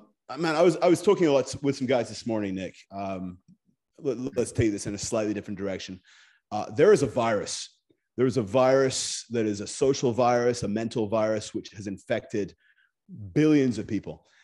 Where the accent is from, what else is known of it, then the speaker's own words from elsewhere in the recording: Scotland, United Kingdom; moved away as an adult; also born or lived in Japan; I grew up in Scotland.